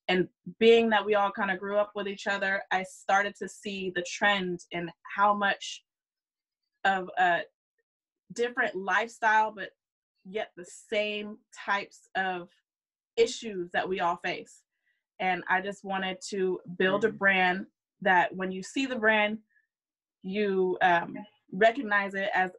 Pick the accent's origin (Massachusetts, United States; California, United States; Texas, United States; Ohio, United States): California, United States; I grew up in a predominantly white, I grew up on Travis Air Force Base.